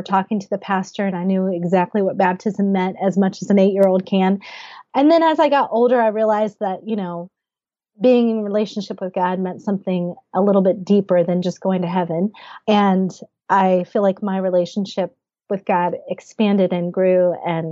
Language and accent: English; Huntington, West Virginia, United States; moved away as an adult; also born or lived in San Francisco / New England / Boston; now in Washington DC, United States; Well, I grew up in Huntington, West Virginia. I lived there for 23 years of my life